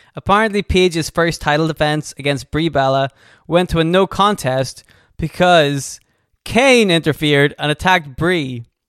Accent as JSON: {"language": "English", "country": "United Kingdom", "said": "We are also from the United Kingdom, although not from the country she is from"}